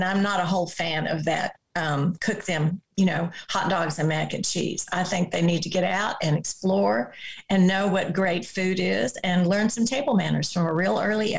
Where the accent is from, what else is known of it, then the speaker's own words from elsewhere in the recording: the South, United States; also born or lived in overseas; And then, of course, I'm from the South and my grandmother and several of my aunts and cousins are wonderful cooks.